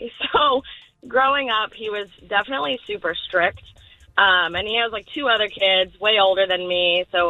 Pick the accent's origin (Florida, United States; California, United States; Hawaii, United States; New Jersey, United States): Hawaii, United States; now in Fall River, United States; I'm originally from Hawaii.